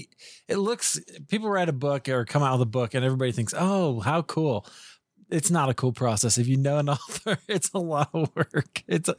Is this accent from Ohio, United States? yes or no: no; Iowa, United States; I grew up in Iowa. I grew up watching the Iowa Cubs.